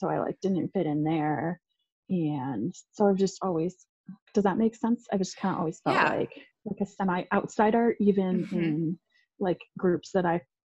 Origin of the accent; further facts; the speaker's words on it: outside Syracuse, New York, United States; moved away as an adult; also born or lived in Denver, Colorado; or well, outside of Syracuse, New York, in like a really small town